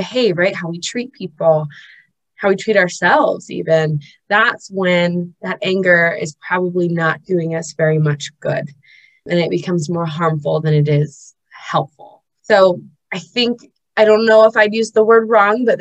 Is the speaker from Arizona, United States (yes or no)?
no; Los Angeles, California, United States; now in Utah, United States; I'm originally from Los Angeles